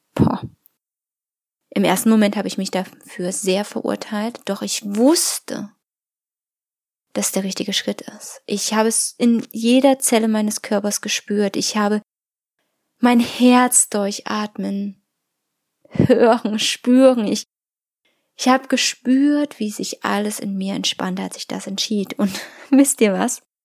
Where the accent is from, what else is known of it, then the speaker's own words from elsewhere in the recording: Germany; bei uns in Deutschland